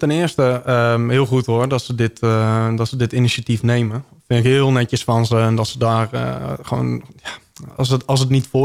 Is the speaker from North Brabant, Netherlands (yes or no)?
yes; Breda, North Brabant, Netherlands; ik kom uit Breda.